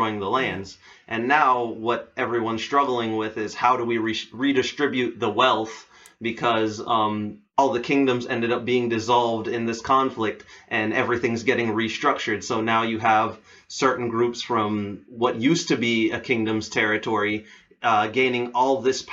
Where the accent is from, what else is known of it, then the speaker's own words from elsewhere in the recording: Belize; moved away; I was born and raised in the Caribbean, the country I lived in, which is Belize